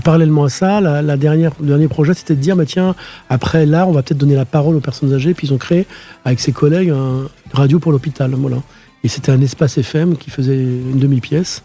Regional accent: France; also born or lived in Queens, New York / Outremont, Montreal; je suis un Français parce que je suis né en France

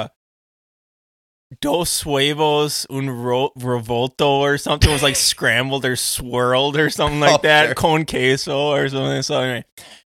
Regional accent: United States; so they definitely knew I was from America

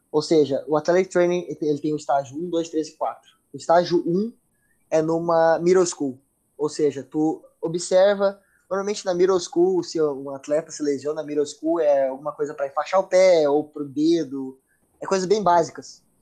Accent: Brazil; now in United States; Eu vim do Brasil, moro no, no, nos Estados Unidos, a minha família mora em Portugal, meus pais se mudaram para Portugal

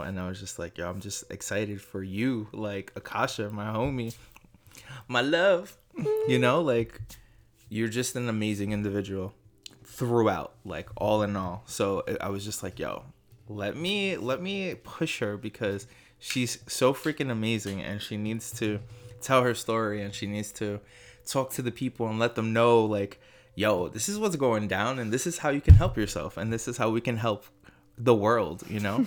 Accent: New York City, New York, United States; also born or lived in Staten Island, New York; I am born and raised in Brooklyn, moved to Staten Island when I was about fifteen.

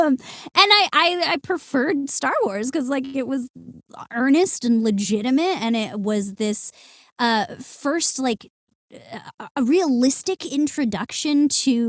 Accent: Santa Clarita, California, United States; I grew up in Southern California in the suburbs of Santa Clarita.

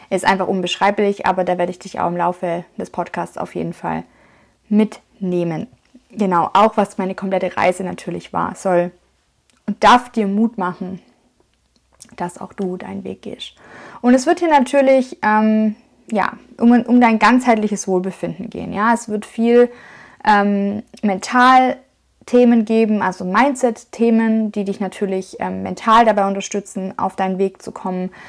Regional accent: Schwäbisch Hall, Baden-Württemberg, Germany; Und ich komme aus dem Schwabenländle, ich komme aus Schwäbisch Hall. Das ist in der Nähe von Stuttgart in Baden-Württemberg, also im Süden von Deutschland.

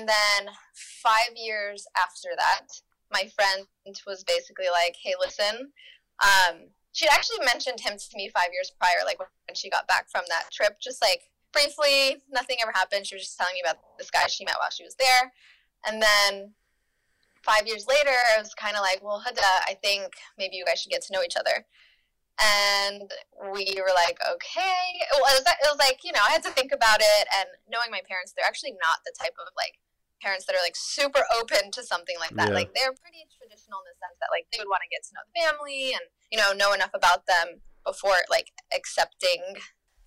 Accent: North Carolina, United States; moved away as an adult; also born or lived in Germany; I'm from North Carolina, like I grew up in North Carolina

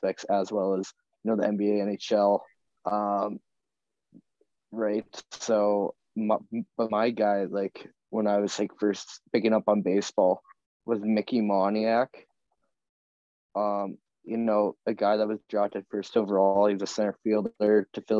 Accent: Saskatoon, Saskatchewan, Canada; we're all from Saskatoon. We all know the Blades

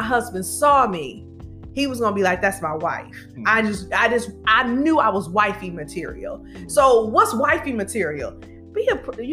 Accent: Detroit, Michigan, United States; now in Birmingham, United States; we're originally from Detroit and we reside in Birmingham

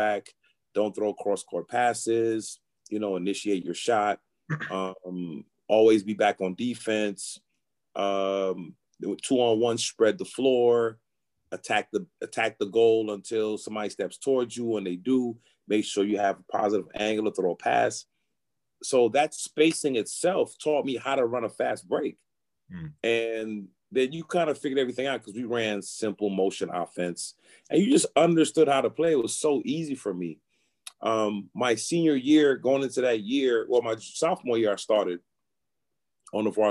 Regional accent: New York City, New York, United States; moved away; I'm from New York

